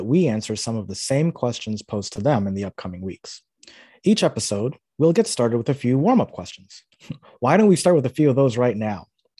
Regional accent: New York, United States; moved away; also born or lived in Florida / Miami; I'm originally from New York, but have spent most of my life in Florida, including 25 years I lived in Miami specifically.

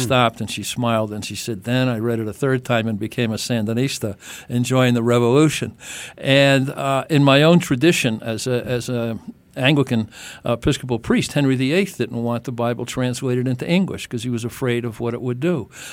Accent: Ireland; I'm Irish

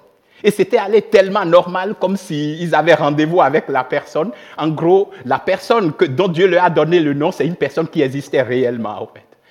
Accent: Benin; moved away as an adult; also born or lived in Switzerland; now in Reconvilier, Switzerland; je viens du Bénin, j'ai grandi au Bénin jusqu'à l'âge de vingt-quatre

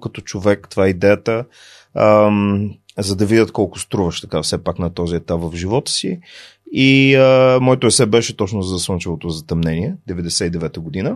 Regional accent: Plovdiv, Plovdiv Province, Bulgaria; moved away as an adult; also born or lived in Sofia / United States; роден съм в София, между другото, но съм израснал в Пловдив и се чувствам пловдивчанин

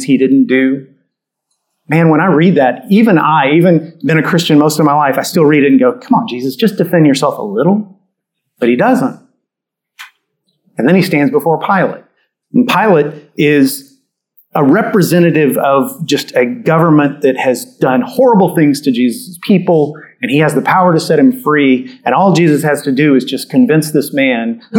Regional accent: Catholic part of Texas, United States; I grew up in Catholic part of Texas

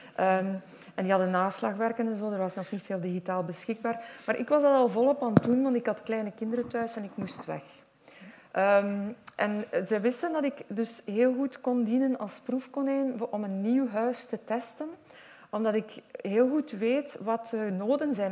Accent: Westhoek, Flanders, Belgium; accent: West Flemish; Ik kom echt uit de Westhoek en ik ben echt opgegroeid

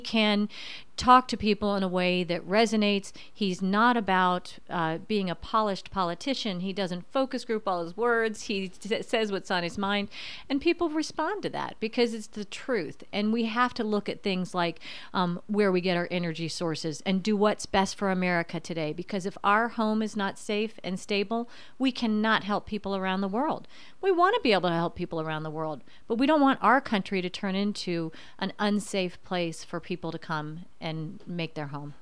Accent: Virginia, United States; now in Indiana, United States; I was born and raised in Virginia

